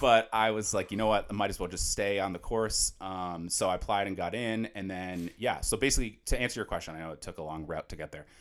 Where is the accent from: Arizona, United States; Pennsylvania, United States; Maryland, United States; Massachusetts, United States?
Massachusetts, United States; Natick; I'm actually from Natick, Massachusetts. Shout out Natick.